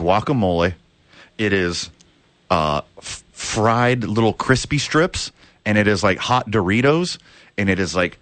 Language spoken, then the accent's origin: English; the South, United States; now in Albuquerque, United States; I'm from the South